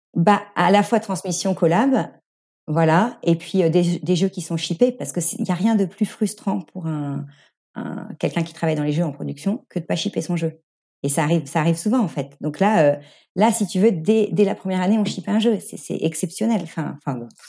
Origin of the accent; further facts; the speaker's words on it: Normandy, France; moved away as an adult; also born or lived in Nantes / Paris / Singapore; je suis Normande d'origine